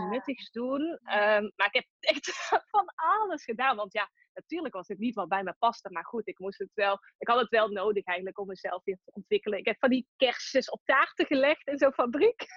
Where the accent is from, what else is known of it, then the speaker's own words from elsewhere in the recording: Tilburg, North Brabant, Netherlands; accent: Brabant; Ik kom uit Tilburg, dat hoor je misschien ook wel